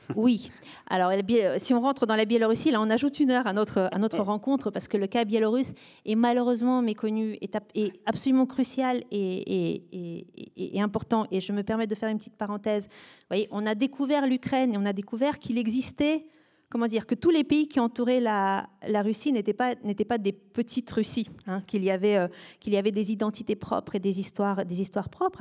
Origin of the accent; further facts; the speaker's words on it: France; nous, en tant que Français